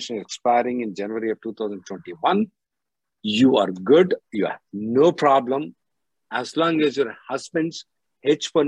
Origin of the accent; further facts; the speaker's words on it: Telangana, India; I'm from Telangana, okay? I'm Pakka Telangana